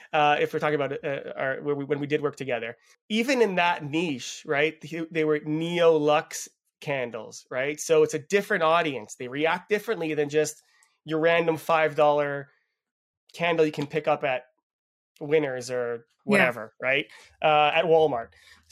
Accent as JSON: {"language": "English", "country": "Canada", "tie": "born there", "also_born_or_lived": "Israel", "said": "I was born in Canada, but I lived about 20 years in Israel."}